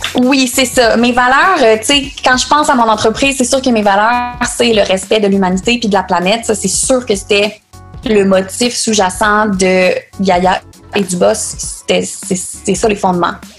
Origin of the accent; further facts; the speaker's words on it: Quebec City, Quebec, Canada; Je viens de Québec